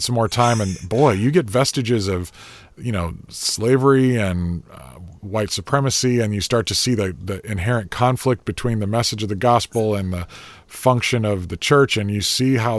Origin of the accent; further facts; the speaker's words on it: Chicago area, central Illinois, United States; moved away as an adult; now in American South, United States; I was a kid from the Chicago area and even the farm area in central Illinois, so not a Southern kid